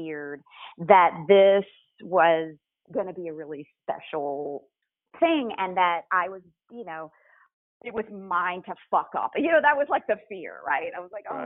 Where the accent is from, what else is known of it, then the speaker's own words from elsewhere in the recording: Macon, Georgia, United States; moved away as an adult; now in New York City, United States; growing up in Macon, Georgia